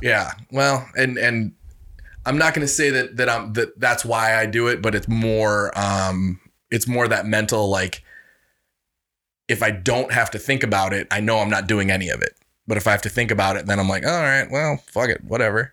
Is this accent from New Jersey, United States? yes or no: no; Reedsburg, Wisconsin, United States; I'm from Reedsburg, Wisconsin. We used to be the butter capital of the world